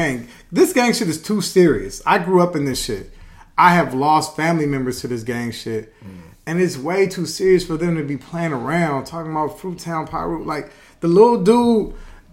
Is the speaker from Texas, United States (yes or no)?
no; Los Angeles, California, United States; I'm from L.A.